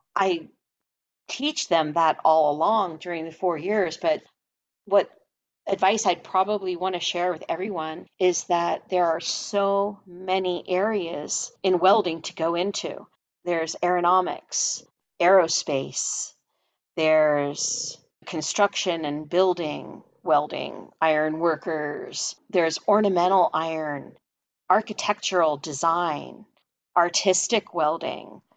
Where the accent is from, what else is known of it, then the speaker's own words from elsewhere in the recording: Philadelphia, Pennsylvania, United States; moved away; I'm from Philadelphia originally